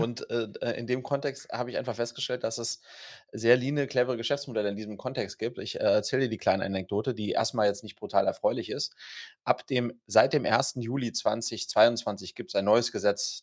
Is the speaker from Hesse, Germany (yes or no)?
yes; Wiesbaden, Hesse, Germany; wir kommen ja beide aus Wiesbaden und wir sind beide aus Gutenberg-Gymnasium gegangen